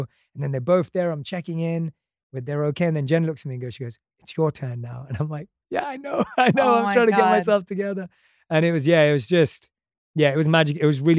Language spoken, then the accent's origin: English; London, United Kingdom; come on, I grew up in London. Like, I loved movies growing up.